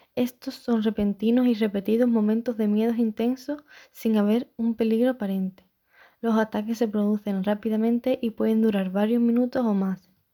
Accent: Chiclana de la Frontera, Andalusia, Spain; soy de Chiclana y tengo 21 años

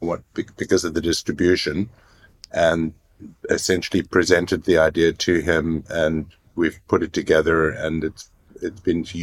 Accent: Cape Town, Western Cape, South Africa; now in United States; I grew up in South Africa, I grew up in Cape Town in the middle of apartheid.

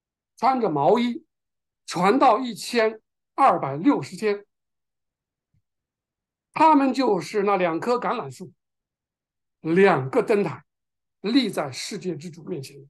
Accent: China; 我们中国人知道，当我们有有人去世的时候，披麻戴孝，对吧？

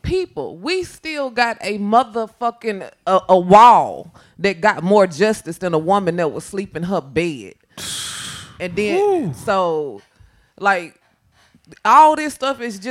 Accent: Mississippi, United States; moved away; I'm from Mississippi

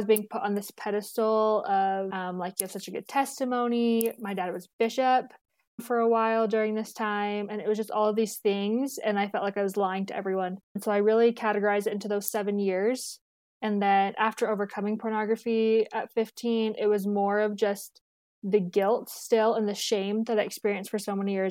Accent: Tucson, Arizona, United States; moved away as an adult; now in Provo, United States; I'm from Tucson, Arizona, born and raised

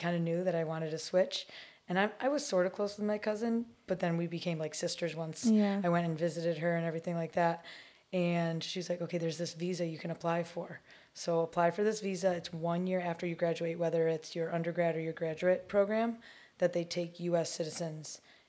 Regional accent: Syracuse, New York, United States; moved away as an adult; now in Long Beach, United States; I'm actually from Syracuse, New York.

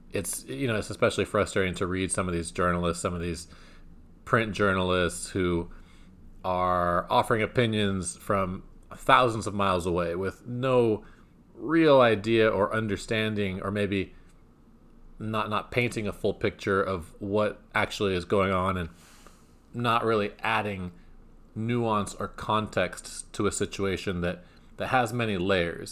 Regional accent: California, United States; my home state

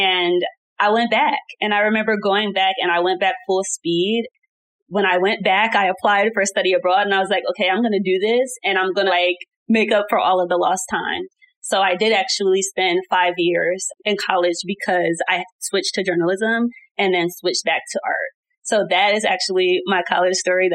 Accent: New Jersey, United States; also born or lived in Atlanta, Georgia; I was born and raised in New Jersey, and I went to college all the way in Atlanta, Georgia.

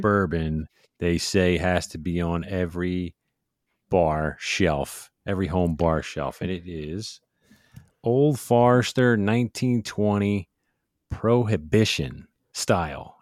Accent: Philadelphia, Pennsylvania, United States; I'm from South Philly

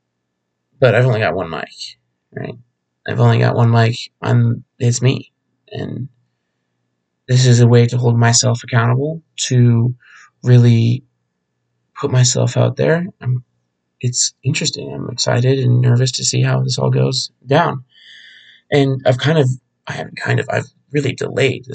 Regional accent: Phoenix, Arizona, United States; Born and raised in Arizona, specifically the Phoenix area

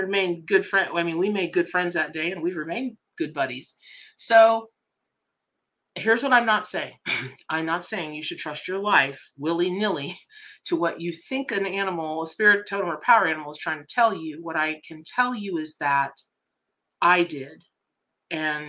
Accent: Ocala, Florida, United States; also born or lived in Miami, Florida / Boca Raton, Florida; I'm from Ocala, Florida, right? So I, you know, originally from Miami Boca, but grew up in Ocala

